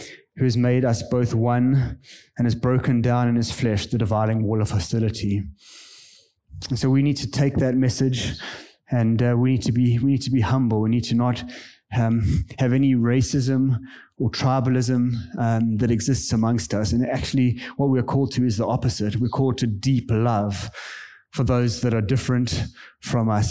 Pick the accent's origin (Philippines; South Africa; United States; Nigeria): South Africa; moved away as an adult; now in Kenya; I am a South African. I grew up in the apartheid area in South Africa.